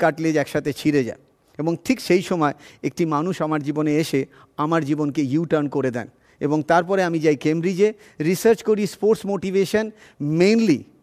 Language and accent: Bangla; Kanchrapara and Chinsurah, West Bengal, India; also born or lived in Cambridge; আমি ছোটোবেলায় কাঁচড়াপাড়ায় বড় হয়েছি এবং তারপরে চুচুড়াতে বড় হয়েছে আমি জানি না আপনারা এই নামগুলো পরিচিত কিনা ওয়েস্ট বেঙ্গলের একটা মফস্বল টাউন